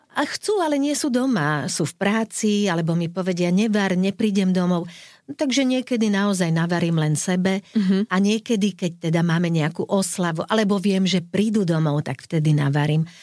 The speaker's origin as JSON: {"language": "Slovak", "country": "Slovakia"}